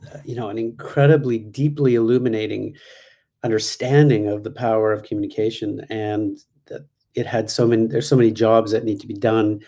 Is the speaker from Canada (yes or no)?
yes; Canada; moved away; I was from Canada